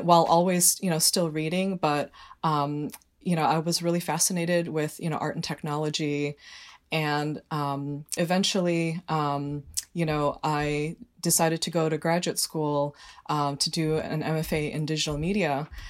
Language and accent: English; Northbrook, Illinois, United States; now in Trumbull, United States; one of very few minorities, like, in my class growing up in Northbrook, Illinois